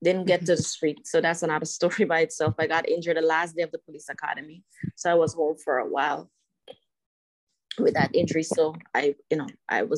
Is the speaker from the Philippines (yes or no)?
no; Guyana; moved away; when I was growing up in Guyana